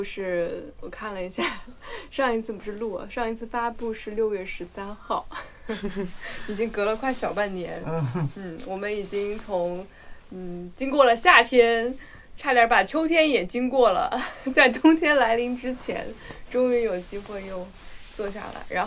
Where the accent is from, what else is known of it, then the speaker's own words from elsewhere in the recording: Guizhou, China; 我是在贵州出生的，在贵州长大的。